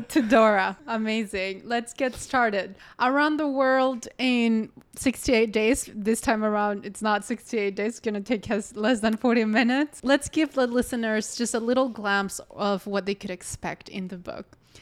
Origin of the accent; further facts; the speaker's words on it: Colombia; You say, "Colombian."